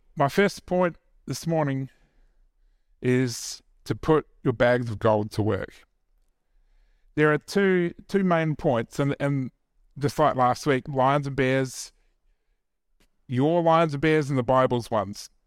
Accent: New Zealand; me being Kiwi

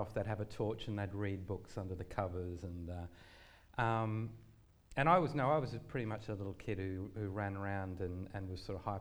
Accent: Gundagai, New South Wales, Australia; I grew up in Gundagai

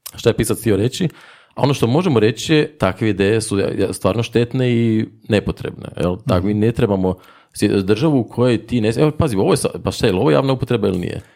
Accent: Zagreb, City of Zagreb, Croatia; accent: Zagreb; Inače sam iz Zagreba, to će se vjerojatno čuti u mom govoru.

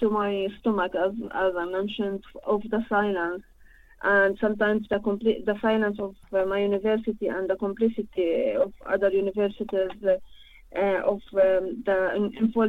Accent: Al-Bassa, Palestine; English is a second language; moved away; Actually, I am not from Gaza, not from West Bank. I am from a village called Al-Bassa. Al-Bassa, it's in the north of Palestine, on the borders between occupied Palestine and Lebanon.

